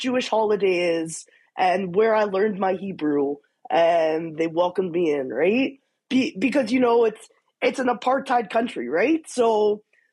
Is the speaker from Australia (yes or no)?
no; Canada; as a Jew, as a Canadian